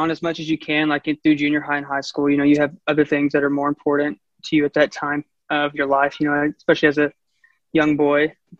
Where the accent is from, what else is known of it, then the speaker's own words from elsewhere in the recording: Farmersville, Texas, United States; So I grew up in Farmersville, Texas, and he grew up in Melissa, Texas. And I grew up there playing music. I'm the older brother